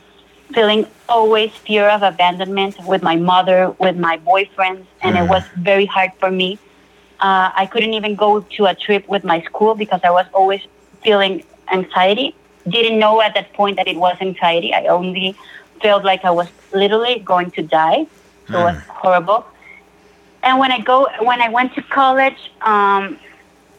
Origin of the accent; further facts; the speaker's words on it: Colombia; I'm from Colombia. I live in Bogota, the capital city of Colombia.